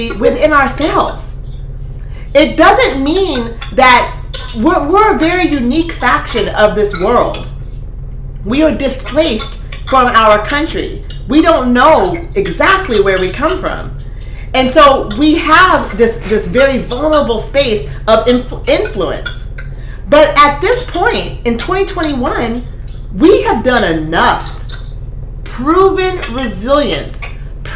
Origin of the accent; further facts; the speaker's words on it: Eugene, Oregon, United States; I grew up in Eugene.